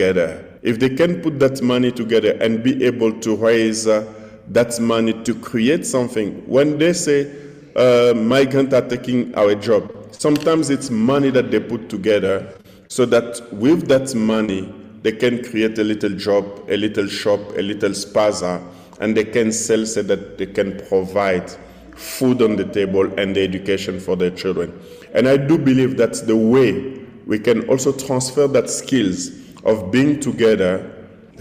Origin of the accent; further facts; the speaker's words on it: DR Congo; In my society, in my tribe, because I come from the Bende tribe, born an orphan